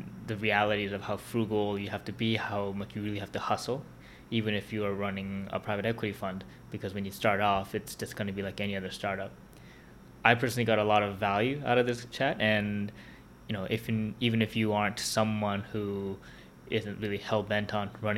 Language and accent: English; Vancouver, British Columbia, Canada; I grew up in Vancouver